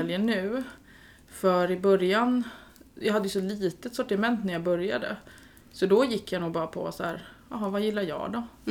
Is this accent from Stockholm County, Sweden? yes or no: yes; Stockholm, Stockholm County, Sweden; moved away as an adult; now in Jönköping, Sweden; jag är ju från Stockholm